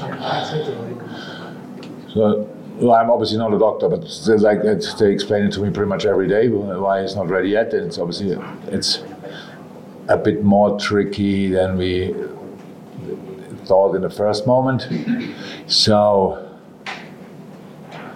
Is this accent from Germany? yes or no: yes; Germany; moved away as an adult; now in England; I come from Germany